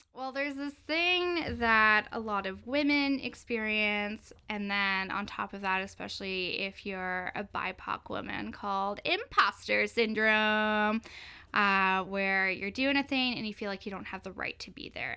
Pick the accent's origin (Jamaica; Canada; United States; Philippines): Canada; Cowichan Valley, British Columbia; now in Victoria, Canada; I'm from the Lykes and First Nation, which is located in the Cowichan Valley in the Gulf Islands